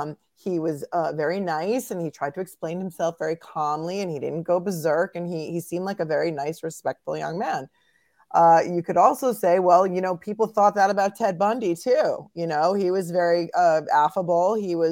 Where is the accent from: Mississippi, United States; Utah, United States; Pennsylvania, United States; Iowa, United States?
Pennsylvania, United States; I'm really not familiar with it because I'm from Pennsylvania.